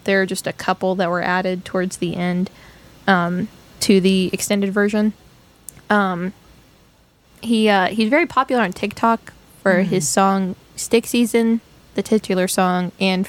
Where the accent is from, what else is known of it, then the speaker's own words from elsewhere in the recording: Appalachia, United States; having grown up in Appalachia.